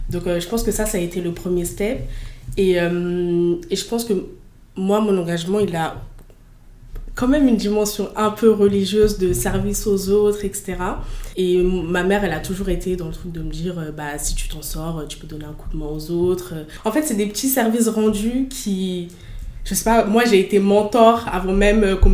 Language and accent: French; Fos-sur-Mer, Provence-Alpes-Côte d'Azur, France; elle est née dans la ville où j'ai grandi, euh, à Fos.